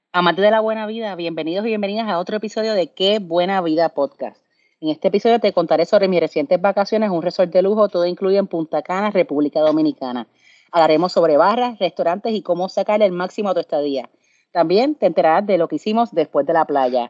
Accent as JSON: {"language": "Spanish", "country": "Puerto Rico", "said": "de Puerto Rico"}